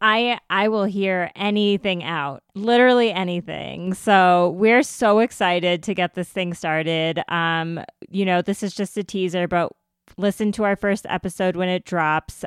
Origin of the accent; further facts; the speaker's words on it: United States; I'm Indian and, uh, I'm Indian American